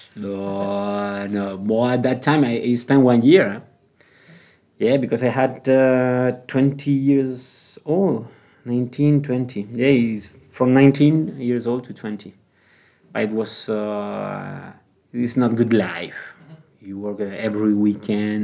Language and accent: English; Gran Canaria, Canary Islands, Spain; English is a second language; moved away as an adult; also born or lived in Bilbao, Spain / France; now in Prague, Czech Republic